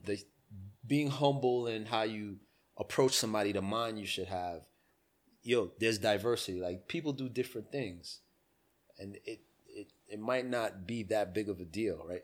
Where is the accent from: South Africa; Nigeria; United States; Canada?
United States; I'm American